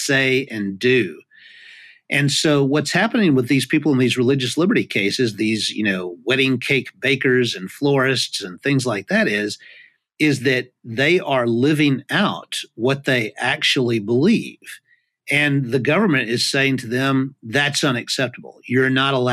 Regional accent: United States; as an American

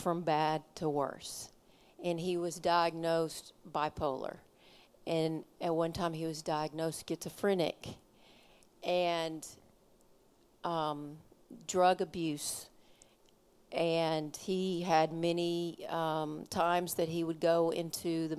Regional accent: Kentucky, United States; I'm from Kentucky

